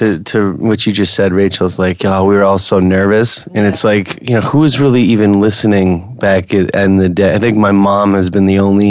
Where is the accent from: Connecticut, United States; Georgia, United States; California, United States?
Connecticut, United States; now in New York, United States; I'm from Connecticut. I went to Connecticut.